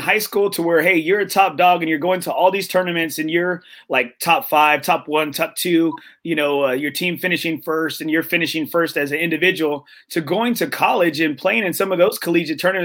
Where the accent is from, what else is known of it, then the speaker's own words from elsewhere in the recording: Corpus Christi, Texas, United States; I'm from Corpus Christi